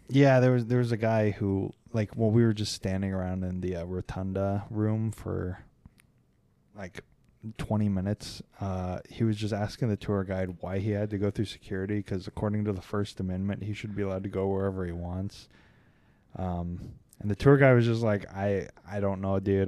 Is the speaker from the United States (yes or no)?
yes; Kansas City, United States; I'm from Kansas City